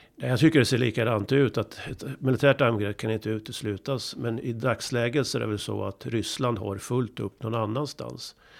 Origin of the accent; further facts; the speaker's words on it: Sweden; som svensk och i Sverige